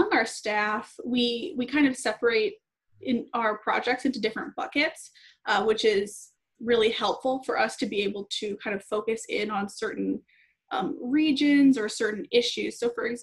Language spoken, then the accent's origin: English; Madison, Wisconsin, United States; I'm originally from Madison, Wisconsin